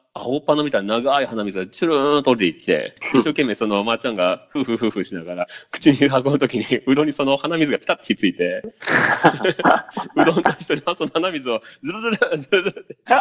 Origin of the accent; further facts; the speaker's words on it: Okayama, Japan; moved away; 実家がすごい、まあ、結構岡山の端っこではもう、まあまあ田舎なんよね